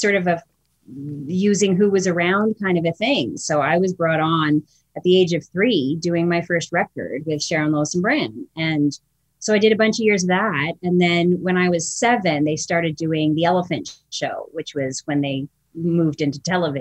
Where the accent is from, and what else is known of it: Toronto, Ontario, Canada; born or raised there; moved away